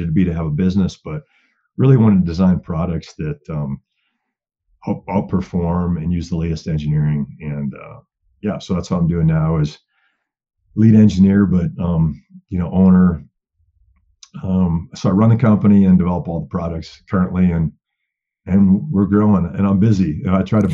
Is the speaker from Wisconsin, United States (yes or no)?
yes; Wisconsin, United States; moved away as an adult; now in Colorado, United States; I grew up in Wisconsin, bow hunting, whitetails.